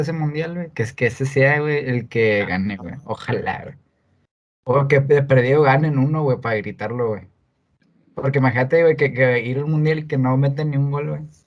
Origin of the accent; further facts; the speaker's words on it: Monterrey, Nuevo León, Mexico; también ser regio, güey, como que esté de Monterrey, se sabe la madre, soy de Monterrey